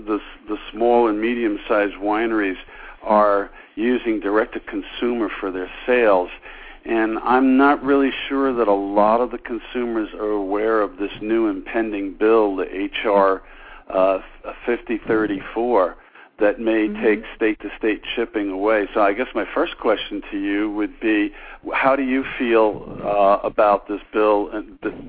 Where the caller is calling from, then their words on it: Connecticut, United States; Stu, this is … from Connecticut.